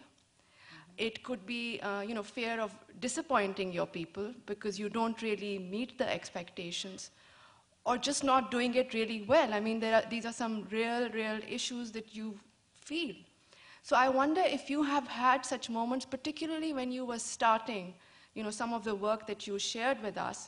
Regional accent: Pakistan; I'm from Pakistan

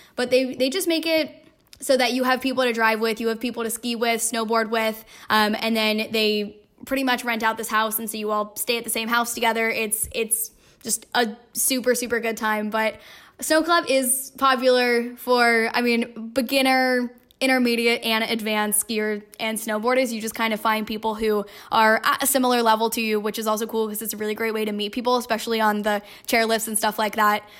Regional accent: by Oakland, San Francisco, Northern California, United States; moved away as an adult; I am originally from Northern California, uh, by Oakland, San Francisco

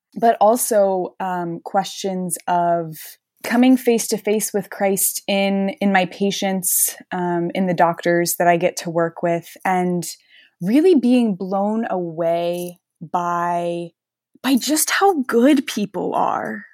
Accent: Gulf Breeze, Florida, United States; also born or lived in Notre Dame, Indiana; I am from Gulf Breeze, Florida, which is just outside Pensacola in northwest Florida

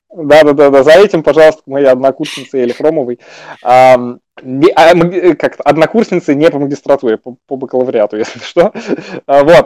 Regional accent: Moscow, Russia; родился в 5.40 в 27-м Коптевском роддоме 2 декабря

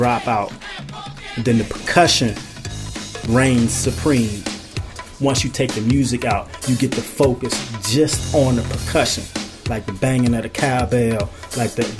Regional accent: Washington, District of Columbia, United States; I'm from Southeast

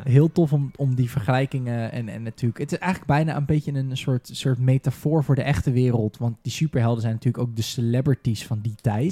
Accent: Rotterdam, South Holland, Netherlands; ik kom uit Rotterdam.

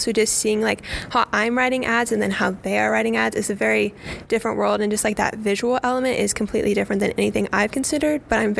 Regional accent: Mount Zion, Illinois, United States; My hometown is Mount Zion, Illinois

